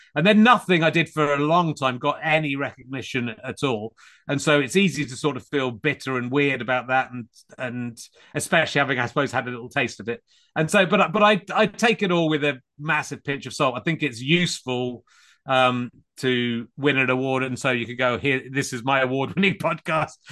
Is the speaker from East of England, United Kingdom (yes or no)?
no; Cheddar, South West England, United Kingdom; moved away as an adult; also born or lived in Pocklington, Yorkshire / Leicestershire / London; now in Hertfordshire, United Kingdom; I grew up in Somerset mainly, in Cheddar